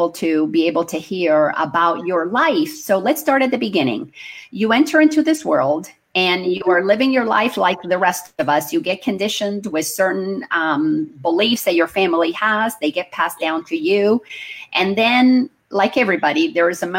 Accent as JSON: {"language": "English", "country": "Dominican Republic", "tie": "born or raised there", "said": "we grew up in the Dominican Republic, where Christopher Columbus built the first cathedral of the Americas."}